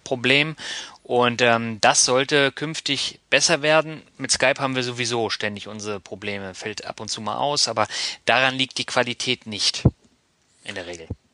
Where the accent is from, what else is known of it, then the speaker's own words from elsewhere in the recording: Northern Germany, Germany; Ich bin ja auch Norddeutsch, ne? Und ah, also ich komme dann wirklich aus dem Norden